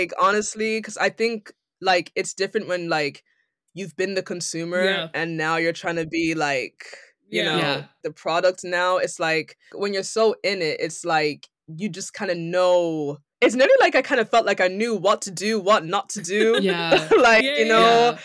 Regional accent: Ireland; now in London, United Kingdom; I'm from Ireland

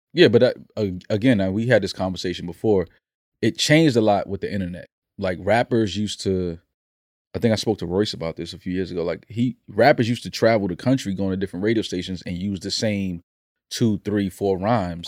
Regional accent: New York City, New York, United States; I've climbed many, many rooftops growing up in the Bronx

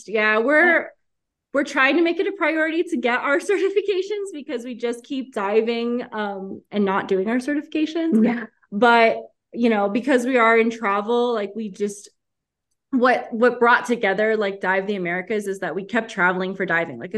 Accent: Costa Rica; also born or lived in United States / Mexico; Yeah, I'm actually from Costa Rica. I was born and raised here, so this is like home for me. Um, my dad is from Florida. He moved to Costa Rica when he was 19, and he's been here ever since.

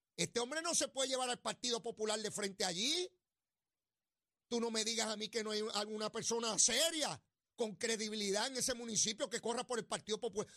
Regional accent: Puerto Rico; somos territorio de los Estados Unidos

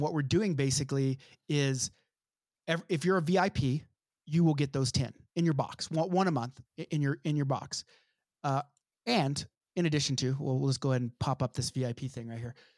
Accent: United States; I'm a white person. I'm American.

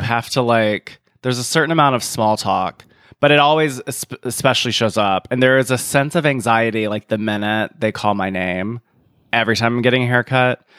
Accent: South Carolina, United States; moved away; I'm from South Carolina.

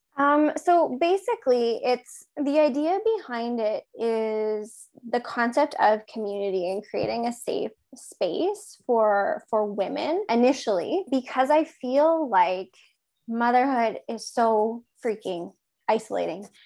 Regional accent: Regina, Saskatchewan, Canada; now in Kipling, Canada; I'm from Regina originally

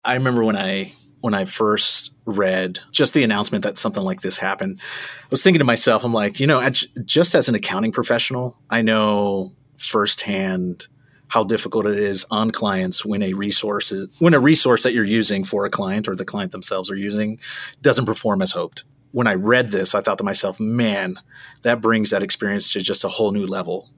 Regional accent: South Florida, United States; moved away as an adult; also born or lived in Hollywood, Florida; born and raised in South Florida

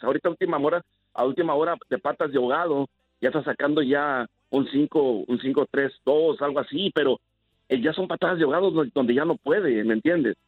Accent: Mexico; somos mexicanos

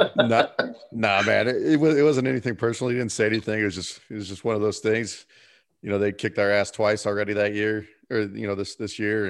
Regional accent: Fort Morgan, Colorado, United States; I came from Fort Morgan, a town of nine thousand people

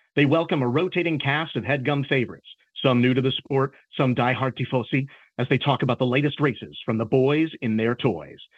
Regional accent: Chicago, Illinois, United States; born and raised in Beverly Hills of Chicago, Illinois

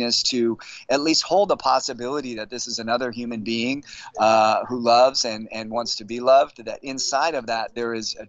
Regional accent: San Francisco, California, United States; born and raised in San Francisco

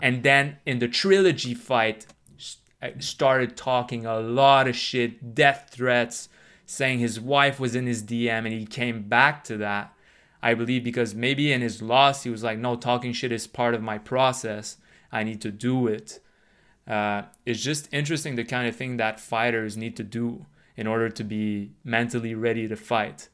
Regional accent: Canada; also born or lived in United States; I'm Canadian

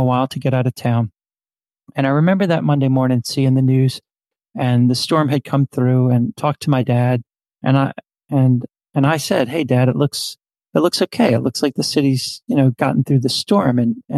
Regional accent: New Orleans, Louisiana, United States; moved away as an adult; also born or lived in Northern Virginia; So I'm sitting in New Orleans today. I was born and raised in New Orleans in the heart of the city.

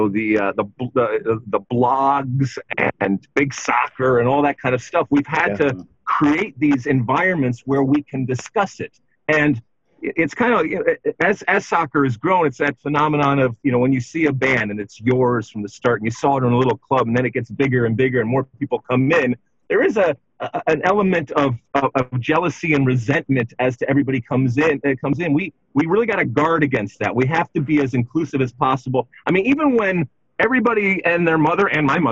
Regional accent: Detroit, Michigan, United States; Canada was my team growing up in Detroit with our proximity

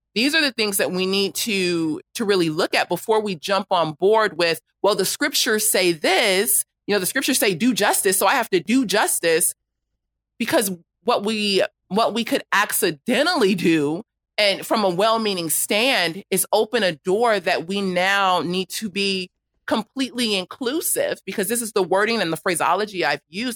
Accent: Los Angeles, California, United States; I grew up in South Los Angeles

